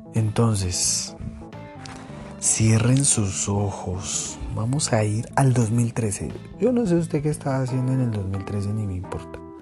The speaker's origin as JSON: {"language": "Spanish", "country": "Colombia", "said": "Soy colombiano, vivo en Colombia."}